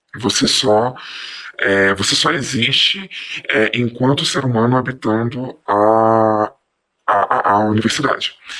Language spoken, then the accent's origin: Portuguese; Belo Horizonte, Minas Gerais, Brazil; eu sou daqui de Belo Horizonte